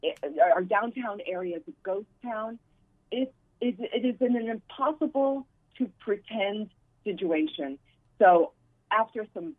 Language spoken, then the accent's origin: English; San Francisco, California, United States; San Francisco is a stunning city. It's my hometown, raised my child here.